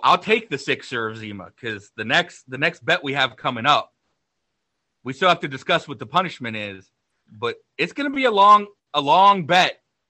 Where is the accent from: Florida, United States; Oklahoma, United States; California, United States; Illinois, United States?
California, United States; San Diego; He can find me in my hometown of San Diego.